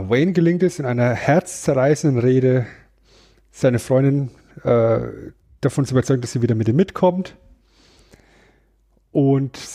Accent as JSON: {"language": "German", "country": "Germany", "said": "ich bin Deutscher."}